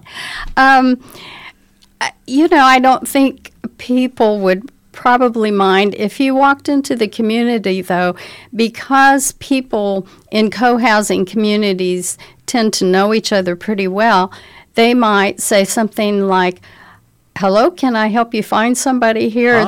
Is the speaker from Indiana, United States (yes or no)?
yes; Indianapolis, Indiana, United States; now in Bloomington, United States; I was raised in Indianapolis